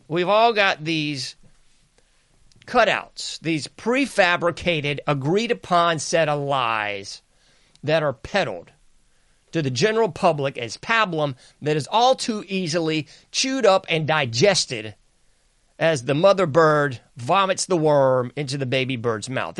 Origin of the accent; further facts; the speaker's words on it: the South, United States; I'm from the South